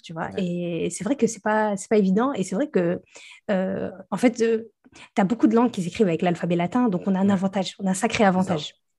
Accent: the Nord, Hauts-de-France, France; moi, je viens du Nord. Mhm. Et donc, nous notre pays frontalier, c'est la Belgique.

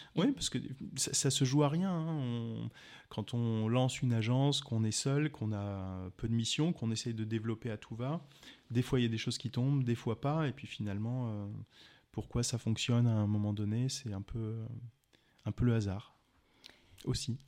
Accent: Alsace, Grand Est, France; moved away as an adult; also born or lived in Strasbourg; now in Montpellier, France; je viens d'Alsace, j'ai commencé mes études de droit à Strasbourg et je les ai terminées en arrivant sur Montpellier en 2001-2002

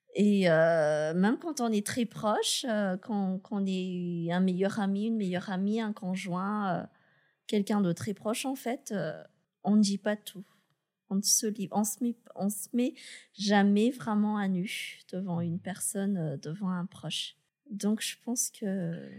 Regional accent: Madagascar; je suis malgache, j'ai été recrutée à Madagascar

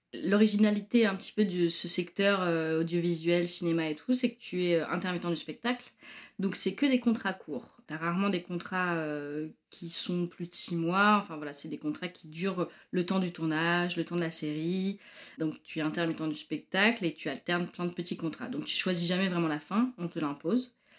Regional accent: Normandy, France; moved away as an adult; also born or lived in Paris, France / Marseille, France; now in Montreal, Canada; Alors moi, je viens de Normandie. J'ai grandi en Normandie

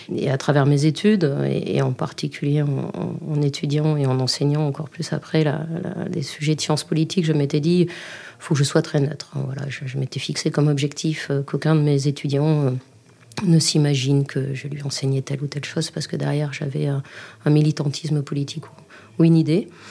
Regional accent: Libourne, Nouvelle-Aquitaine, France; Je suis née à Libourne et je vis encore à Libourne, au cœur de la Nouvelle-Aquitaine.

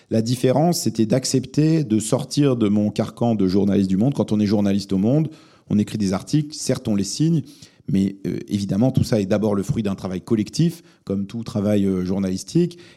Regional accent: Lebanon; born there; parce que je suis né au Liban, mais je, parle très mal l'arabe.

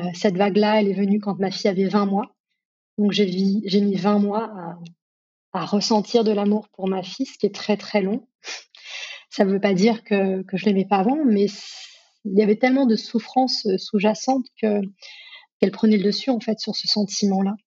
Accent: Grenoble, Auvergne-Rhône-Alpes, France; j'ai grandi à Grenoble, dans les montagnes

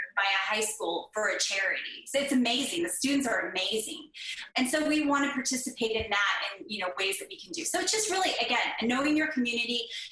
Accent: Northern California, United States; moved away as an adult; now in Oklahoma, United States; I grew up in Northern California

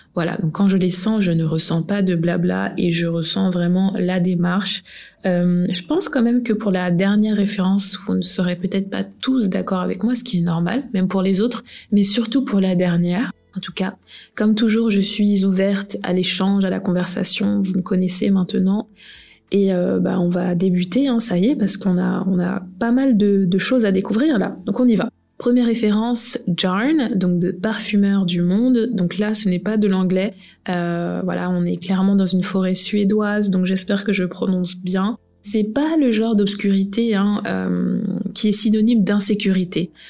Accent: France; Je suis née en France

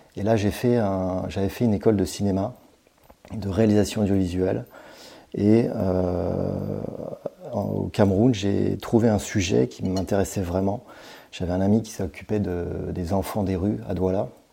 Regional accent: Brittany, France; moved away as an adult; also born or lived in Paris; quand je suis retour, revenu euh, en Bretagne, puisque je suis breton

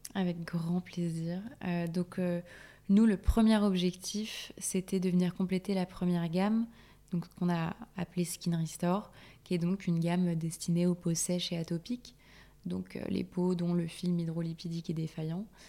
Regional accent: Corsica, France; je suis corse aussi.

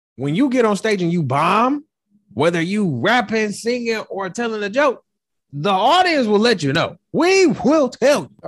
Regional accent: Detroit, Michigan, United States; I'm from Detroit

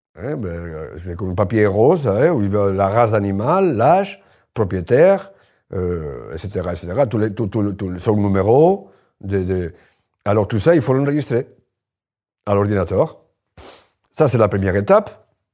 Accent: Spain; French is a second language; moved away as an adult; now in Limoges, France; je suis espagnol, et moi, en Espagne, je le raconte dans le livre, euh, je, je, je, j'ai grandi à la campagne

